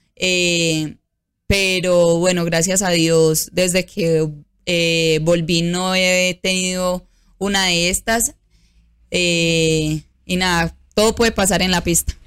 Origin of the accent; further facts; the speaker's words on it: Antioquia, Colombia; mi pueblo